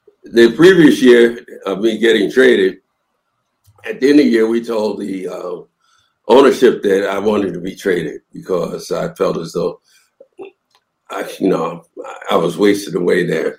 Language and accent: English; Philadelphia, Pennsylvania, United States; moved away as an adult; also born or lived in New York; I'm from Philly